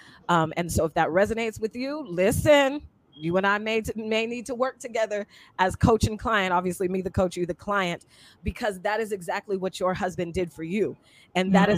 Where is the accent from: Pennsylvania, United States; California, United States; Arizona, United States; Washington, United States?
Washington, United States; Seattle; moved away as an adult; I was 18 from Seattle, Washington